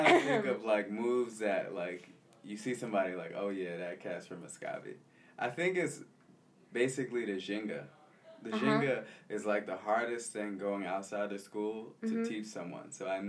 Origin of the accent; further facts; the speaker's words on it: Philadelphia, Pennsylvania, United States; Yeah, I was born in the States. I was born in Philadelphia, mm-hmm. West Philadelphia, born and raised. But I grew up in Southwest Philadelphia. My mom is from Philadelphia, and my dad is from Santos. So it's kind of a weird mix of being Brazilian and American at the same time.